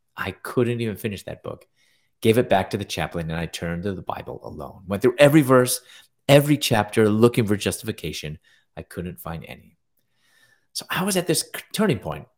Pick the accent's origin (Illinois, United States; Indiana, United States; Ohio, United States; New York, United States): Illinois, United States; Chicago; moved away as an adult; also born or lived in Louisville, Kentucky / Atlanta; I'm originally from Chicago